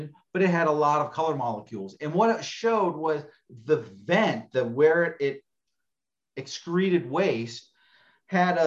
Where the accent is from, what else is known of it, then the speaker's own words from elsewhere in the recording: Arizona, United States; I'm born and raised in Arizona